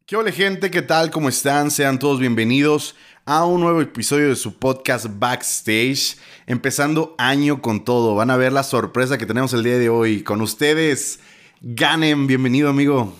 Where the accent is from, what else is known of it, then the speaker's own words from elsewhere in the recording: Oaxaca, Mexico; moved away as an adult; yo crecí en Oaxaca como de mis 5 a mis 18